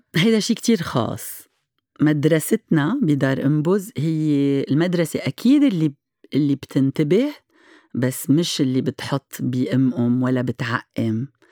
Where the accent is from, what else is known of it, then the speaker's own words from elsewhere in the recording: Lebanon; عندنا بلبنان